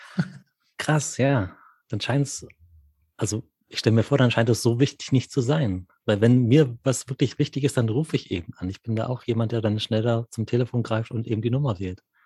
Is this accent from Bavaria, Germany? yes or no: yes; Munich, Bavaria, Germany; moved away as an adult; also ich bin einfach wieder da, München, meine alte Heimat